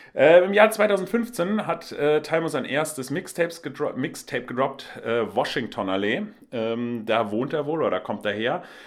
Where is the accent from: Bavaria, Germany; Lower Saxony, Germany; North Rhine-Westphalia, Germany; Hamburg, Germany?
Hamburg, Germany; Ich komme ja auch aus Hamburg, bin äh, Lokalpatriot